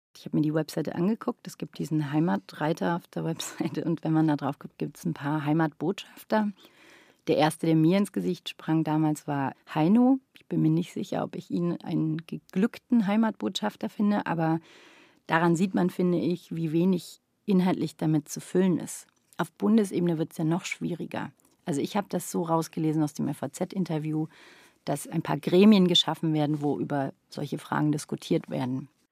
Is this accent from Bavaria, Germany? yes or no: yes; Nuremberg, Bavaria, Germany; moved away; also born or lived in Stuttgart; Da war ich zweieinhalb Jahre alt und wir sind dann nach Nürnberg gezogen